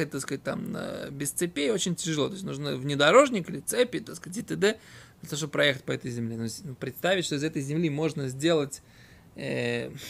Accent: Voronezh, Voronezh Oblast, Russia; Я из Воронежа просто.

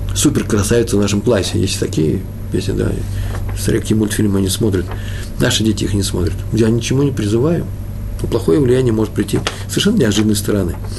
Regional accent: Russia; moved away; also born or lived in Odessa; я же из России, я из того мира

